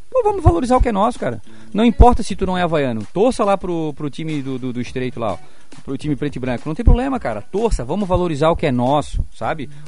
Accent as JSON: {"language": "Portuguese", "town": "Florianópolis", "region": "Santa Catarina", "country": "Brazil", "said": "Porque aqui nós somos manezinho, mas não somos nenhum bocó."}